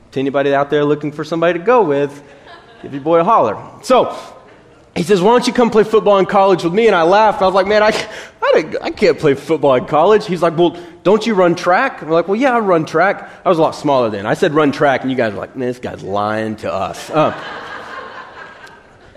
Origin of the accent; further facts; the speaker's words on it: Brownwood, Texas, United States; I grew up in Brownwood